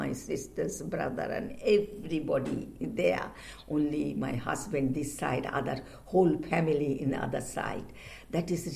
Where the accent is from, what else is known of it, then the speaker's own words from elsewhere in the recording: Kolkata, West Bengal, India; moved away as an adult; now in London, United Kingdom; I came here 1968, a long time, more than 40 years. I came from India, Calcutta